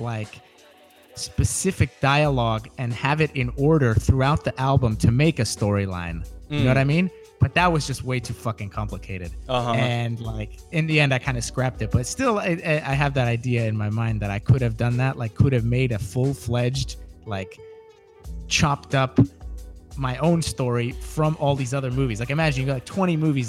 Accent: United States; I'm American

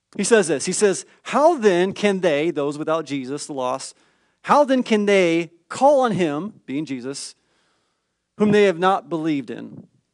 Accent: California, United States; I'm from the California public school system

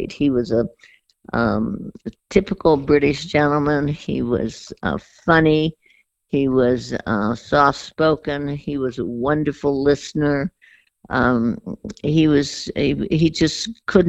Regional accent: San Francisco, California, United States; also born or lived in Hollywood / Beverly Hills / Darien, Connecticut; I was born in Hollywood, lived in Beverly Hills, and actually grew up in San Francisco

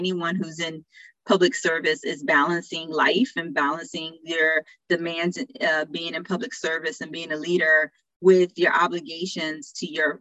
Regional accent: New Jersey, United States; a local soup kitchen in my hometown in New Jersey

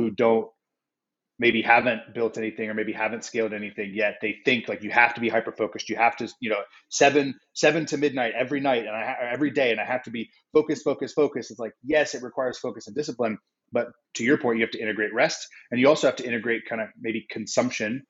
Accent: San Diego, California, United States; We grew up in San Diego

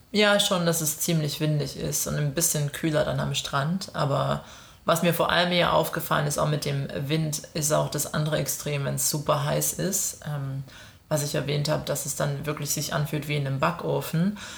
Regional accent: Germany; now in Melbourne, Australia; für uns als, als Deutsche

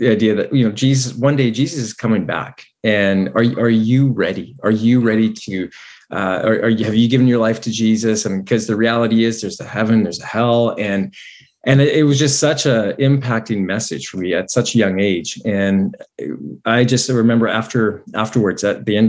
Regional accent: Grand Forks, British Columbia, Canada; moved away; we both grew up in the same town, and so we know Grand Forks really well

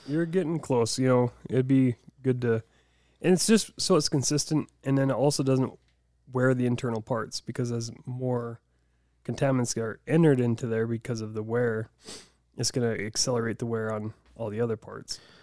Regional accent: Deadwood, South Dakota, United States; I grew up in Deadwood

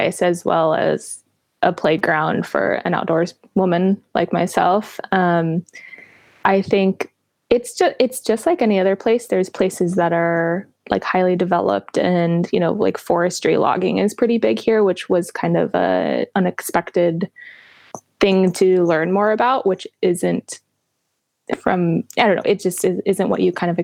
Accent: Flagstaff, Arizona, United States; also born or lived in Navajo Reservation, Arizona; I was born in Flagstaff, Arizona, which is in northern part of the state

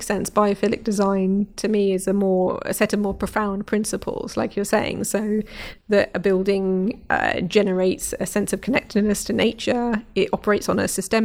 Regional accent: London, United Kingdom; I grew up in North London, Brent Cross Shopping Centre

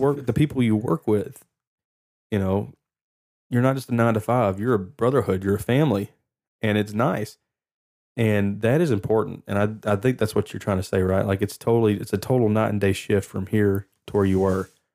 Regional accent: Lufkin, Texas, United States; I'm from Lufkin

